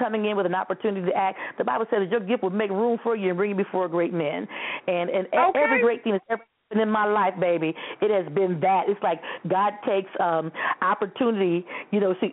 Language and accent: English; Toledo, Ohio, United States; I grew up in Toledo